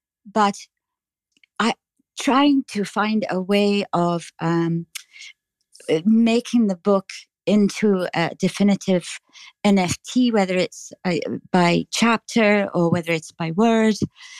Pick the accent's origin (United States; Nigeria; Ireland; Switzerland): Ireland; just south of Dublin, Leinster; accent: Irish; I'm from the south. What's south the name of the city? I'm just south of Dublin.